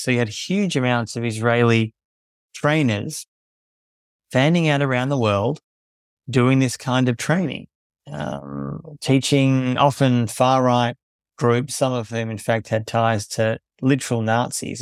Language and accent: English; Melbourne, Victoria, Australia; moved away as an adult; also born or lived in South Sudan / Palestine; I was born in Melbourne, Australia